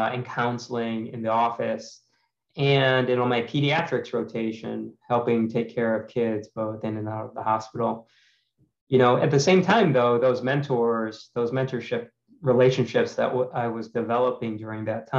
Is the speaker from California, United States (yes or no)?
no; Cleveland, Ohio, United States; moved away as an adult; also born or lived in St. Louis, Missouri; I'm from Cleveland, Ohio, originally, an only child